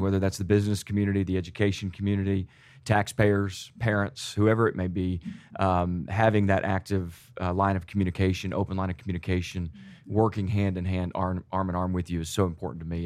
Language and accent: English; Plano, Texas, United States; growing up in Plano schools just twenty, twenty-five years ago